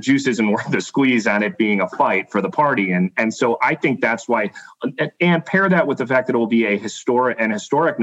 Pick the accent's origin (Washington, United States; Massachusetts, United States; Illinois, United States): Illinois, United States; my home state senator, Senator Durbin.